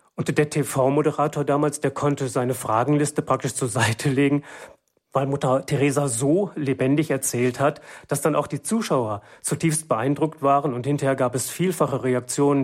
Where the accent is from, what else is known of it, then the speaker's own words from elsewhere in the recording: Germany; bei uns in Deutschland